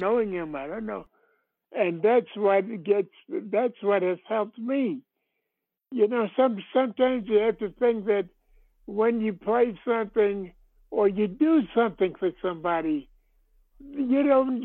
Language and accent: English; New York, United States; I'm from New York